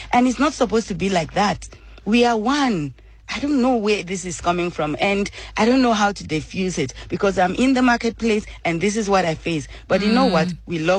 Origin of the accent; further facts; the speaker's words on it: Nigeria; I am a Nigerian